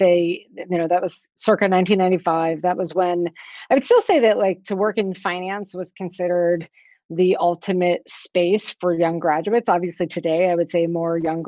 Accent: Pittsburgh, Pennsylvania, United States; I grew up just outside of Pittsburgh, Pennsylvania.

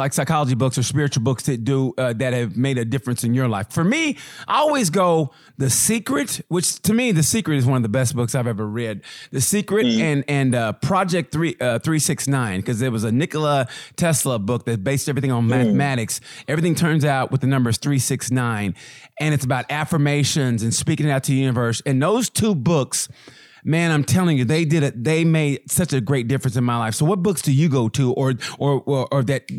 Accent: Oklahoma, United States; And you know, I grew up in Oklahoma. So, you know, I grew up in that kind of like that old school kind of, you know, the church mentality.

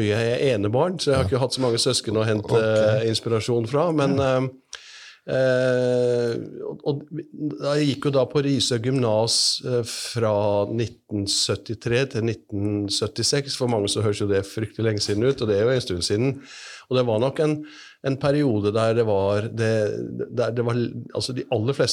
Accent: Risør, Agder, Norway; Ja, jeg kommer fra Risør.

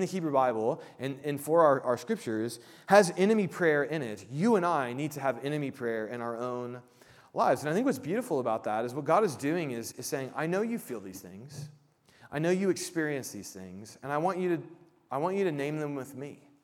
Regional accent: Midwest, United States; I grew up in the Midwest and I'm Midwestern nice

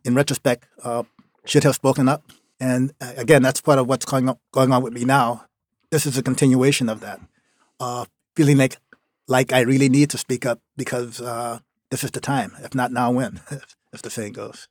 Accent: Norco, Louisiana, United States; also born or lived in New Orleans, Louisiana; now in Maine, United States; the town I grew up in, like I said, it was called Norco, Louisiana

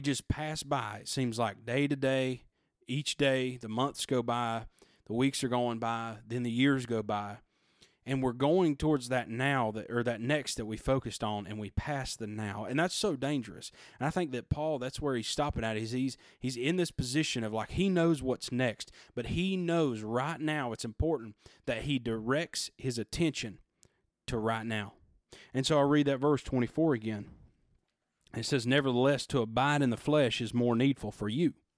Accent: United States; we, as American citizens

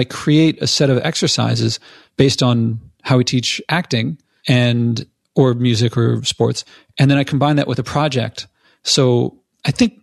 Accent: Philadelphia, Pennsylvania, United States; now in New York, United States; I'm from Philadelphia

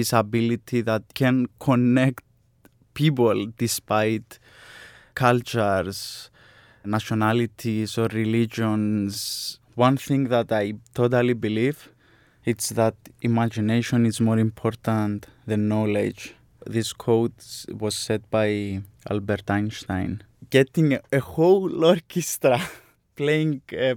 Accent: Larnaca, Larnaca District, Cyprus; moved away as an adult; also born or lived in Sunderland, England; I'm coming from Cyprus, Larnaca, my birthplace

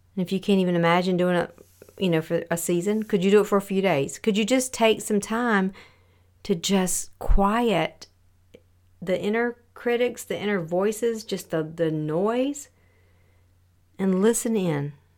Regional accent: the South, United States; raised in the South

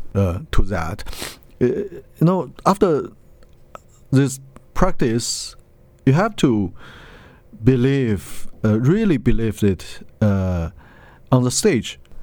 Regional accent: Lanzhou, Gansu, China; Lanzhou. It's my hometown.

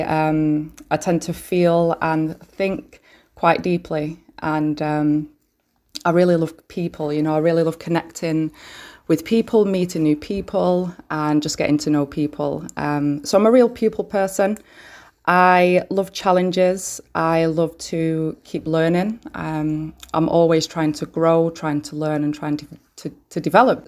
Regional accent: Manchester, North West England, United Kingdom; I'm from Manchester, born and bred

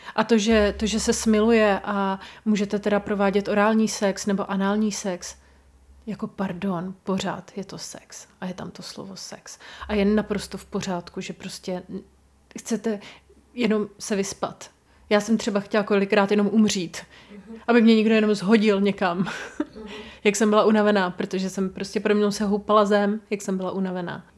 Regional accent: Brno region, South Moravian Region, Czechia; u nás na Brněcku

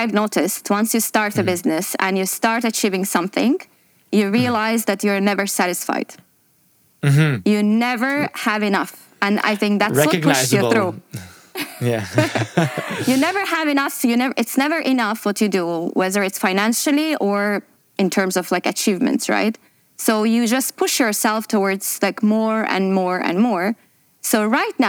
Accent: Azerbaijan; moved away as an adult; now in Dubai, United Arab Emirates; I'm from Azerbaijan originally, and I'm based in Dubai for the last 12 years

